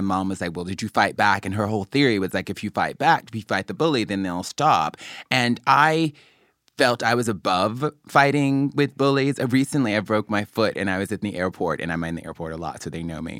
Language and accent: English; Mobile, Alabama, United States; I grew up in Mobile, Alabama